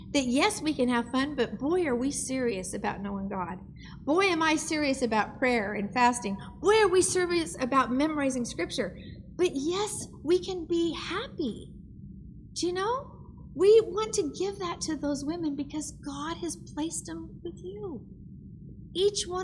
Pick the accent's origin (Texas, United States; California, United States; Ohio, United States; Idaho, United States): Idaho, United States; I'm from Idaho, so we have trees and trucks